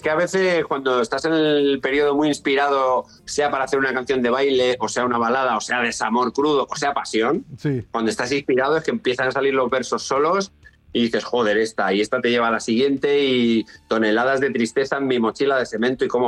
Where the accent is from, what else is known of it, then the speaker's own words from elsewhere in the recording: Madrid, Community of Madrid, Spain; born there; yo encantado, me siento extremeño, pero yo nací en Madrid.